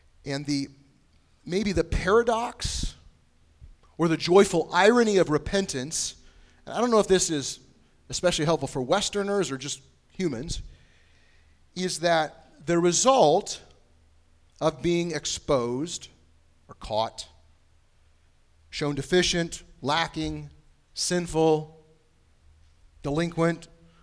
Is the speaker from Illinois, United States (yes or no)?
yes; Bushnell, Illinois, United States; now in Indianapolis, United States; we have what's called Fall Festival Days in the little town of Bushnell, Illinois